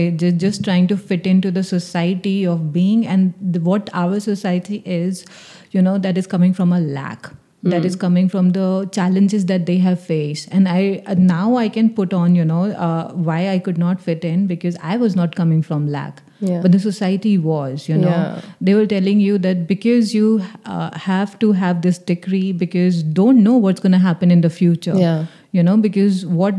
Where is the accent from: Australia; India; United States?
India; Delhi; Well, fitting in was always a thing for me